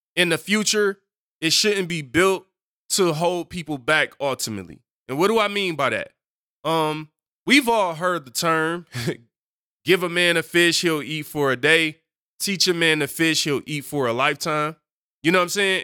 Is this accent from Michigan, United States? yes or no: yes; Detroit, Michigan, United States; I'm from Detroit